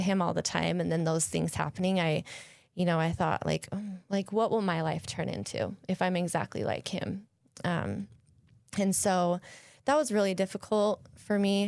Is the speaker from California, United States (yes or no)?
no; Salt Lake City, Utah, United States; moved away; I grew up in Salt Lake